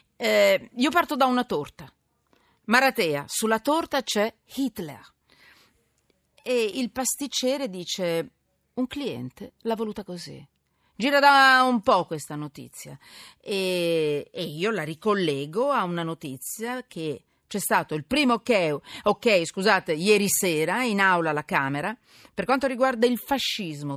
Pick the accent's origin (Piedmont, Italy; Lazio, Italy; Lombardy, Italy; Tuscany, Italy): Lombardy, Italy; Milan; io poi sono milanese